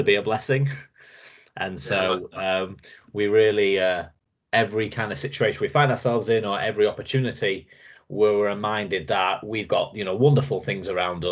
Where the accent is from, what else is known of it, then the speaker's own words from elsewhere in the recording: Lincolnshire, East Midlands, United Kingdom; I'm from Lincolnshire, kind of in between Doncaster and Scunthorpe, up north